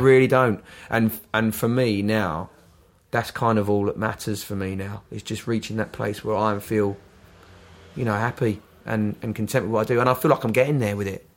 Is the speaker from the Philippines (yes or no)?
no; London, United Kingdom; moved away as an adult; also born or lived in Brighton / United States; now in Worthing, United Kingdom; I'm a Londoner, and I I moved out. I lived in Brighton for 16 years